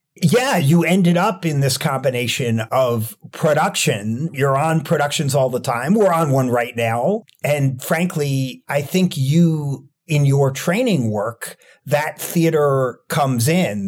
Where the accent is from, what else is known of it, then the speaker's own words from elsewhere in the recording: Rockland County, New York, United States; moved away as an adult; now in Washington, D.C., United States; I grew up in Rockland County, New York